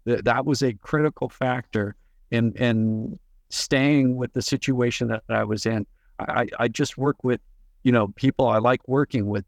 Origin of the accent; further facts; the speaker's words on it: Bay Area, California, United States; I was born and raised in the Bay Area